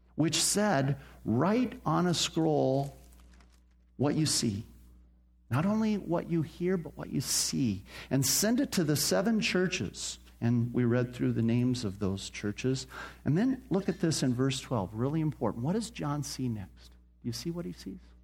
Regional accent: Phoenix, Arizona, United States; I grew up here in Phoenix

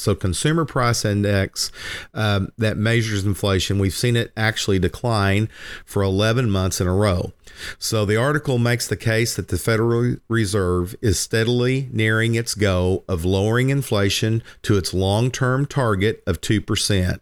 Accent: Lindsay, Oklahoma, United States; as a kid growing up in Lindsay on Murray Hill

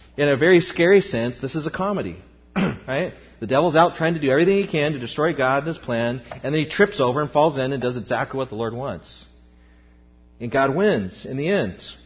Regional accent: United States; as American Christians

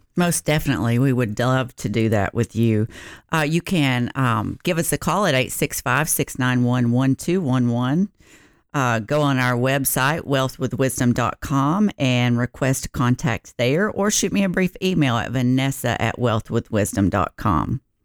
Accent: the South, United States; I'm from the South

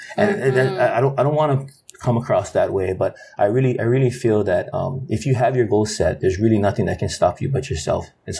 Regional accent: Hawaii, United States; And because we're from Hawaii, and because we're local and we're Hawaiian, right?

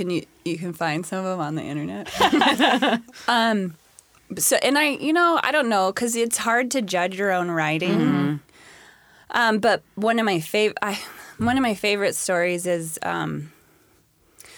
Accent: Spokane, Federal Way, Washington, United States; also born or lived in California; I went to middle school down in California, and I went to high school at Federal Way High

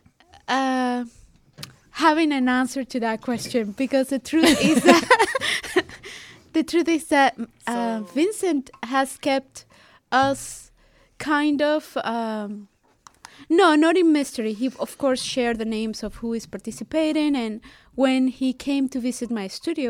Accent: Venezuela; moved away; I come from Venezuela

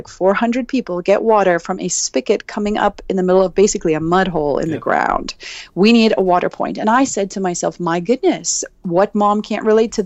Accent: South Africa; now in Washington, D.C., United States; My husband and I live just outside of Washington, D.C., but I'm originally from South Africa.

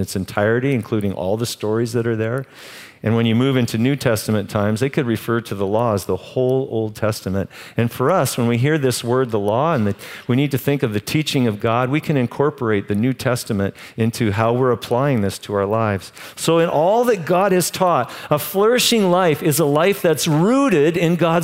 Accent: Canada; I'm Canadian.

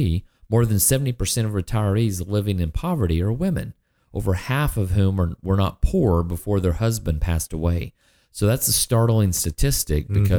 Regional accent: Ardmore, United States; I grew up in Ardmore

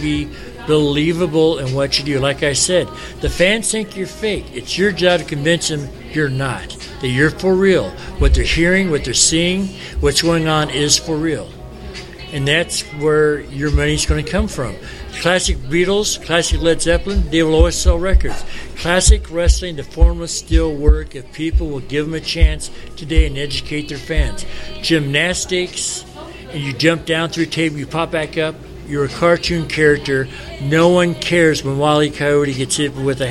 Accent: Chicago, Illinois, United States; We're from Chicago

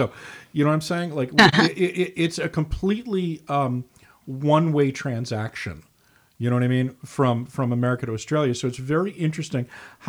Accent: United States; being an American

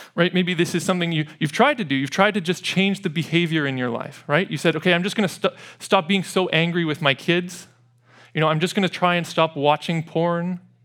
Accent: Edmonton, Alberta, Canada; growing up in Edmonton

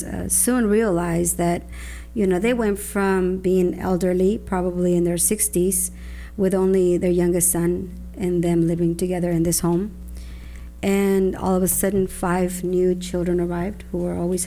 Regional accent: Mexico City, Mexico; moved away; I was born and raised in Mexico City.

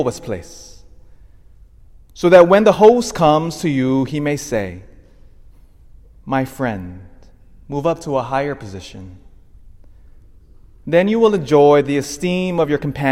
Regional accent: Elk Grove, United States; I grew up in Elk Grove

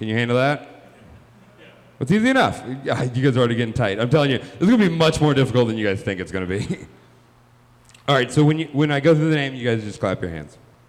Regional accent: the South, United States; moved away; I am from the South. I moved here 4 years ago. There's a lot of controversy in the South.

